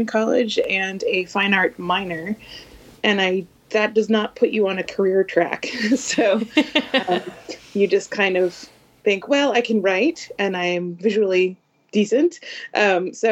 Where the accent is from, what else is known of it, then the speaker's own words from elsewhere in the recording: the Northeast, just north of Boston, Massachusetts, United States; I am a librarian right outside of Boston. I grew up in the Northeast, just north of the city